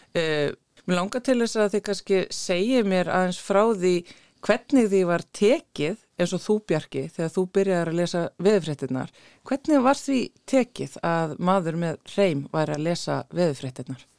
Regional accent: Iceland; ég fættu upp á linu í Íslandi

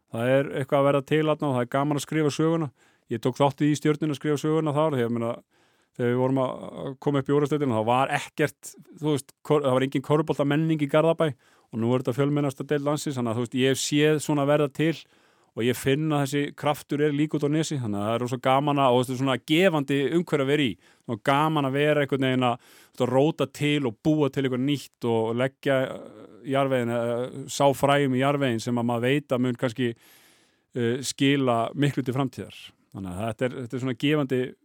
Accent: Álftanes, Capital Region, Iceland; ég er alveg upp á Altanesi

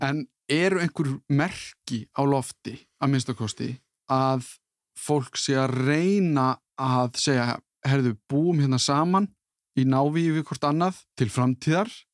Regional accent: Iceland; þegar ég var allst upp á Íslandi 80-90

